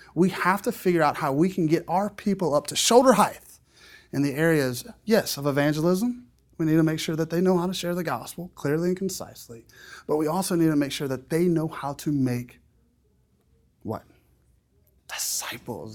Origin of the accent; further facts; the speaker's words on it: South Louisiana, United States; I'm from South Louisiana